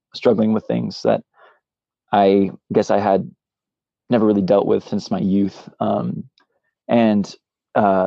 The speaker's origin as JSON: {"language": "English", "area": "Central Valley", "region": "California", "country": "United States", "tie": "born or raised there", "moved": "yes", "lives_now": "Southern California, United States", "said": "I was born in Central Valley, California, where all the farmlands are"}